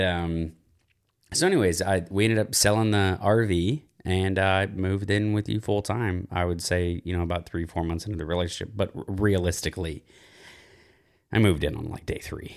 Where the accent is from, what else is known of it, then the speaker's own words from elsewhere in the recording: small town outside of Dallas, Texas, United States; moved away; I'm from a very small town outside of Dallas, Texas